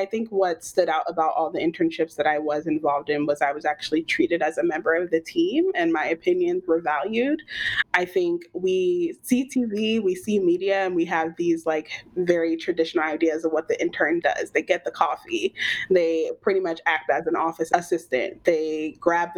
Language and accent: English; Atlanta, Georgia, United States; I'm from Atlanta, native, born and raised, and I haven't left